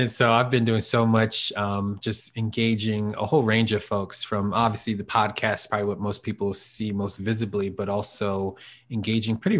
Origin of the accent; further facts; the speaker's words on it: Norristown, Pennsylvania, United States; moved away as an adult; also born or lived in Philadelphia; now in Harrisburg, United States; Born and raised in Norristown.